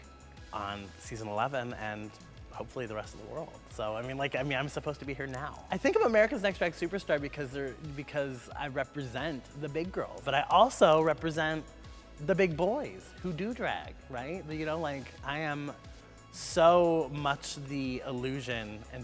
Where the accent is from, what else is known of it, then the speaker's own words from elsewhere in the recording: Columbus, Ohio, United States; I am from Columbus, Ohio, and I am 39 years old.